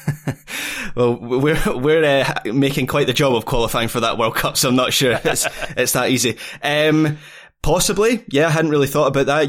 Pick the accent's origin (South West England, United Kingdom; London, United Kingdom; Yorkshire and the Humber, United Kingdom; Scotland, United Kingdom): Scotland, United Kingdom; me as a Scot